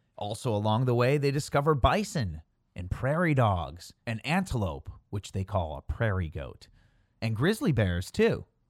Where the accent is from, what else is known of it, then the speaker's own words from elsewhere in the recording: northwest suburbs of Chicago, Illinois, United States; accent: hard A; grew up in the northwest suburbs, thirty miles outside of Chicago, if you couldn't tell from my hard A accent